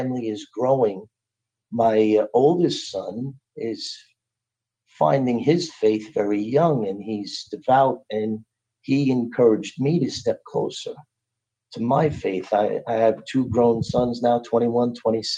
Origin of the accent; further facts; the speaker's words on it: New York City, New York, United States; I grew up in Brooklyn.